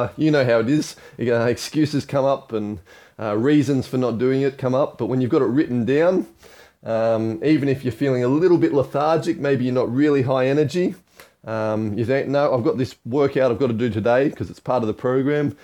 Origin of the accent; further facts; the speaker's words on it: Australia; moved away; also born or lived in Hong Kong; I grew up in Australia